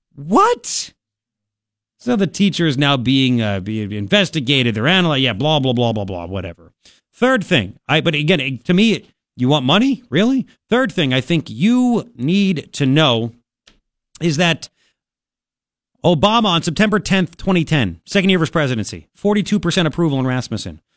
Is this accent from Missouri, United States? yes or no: no; Long Island, New York, United States; growing up on Long Island, when I did